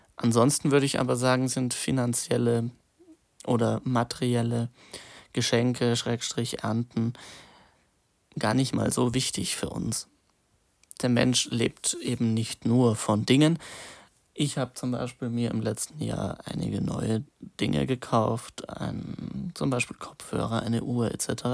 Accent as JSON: {"language": "German", "town": "Munich", "region": "Bavaria", "country": "Germany", "said": "ich komme ja aus Bayern, München"}